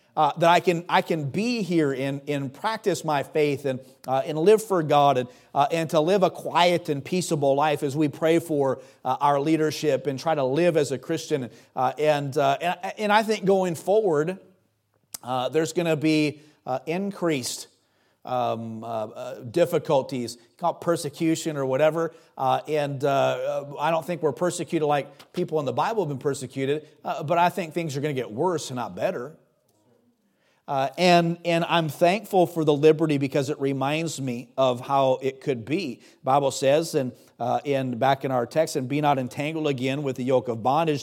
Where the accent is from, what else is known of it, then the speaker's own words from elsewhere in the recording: United States; my citizenship as an American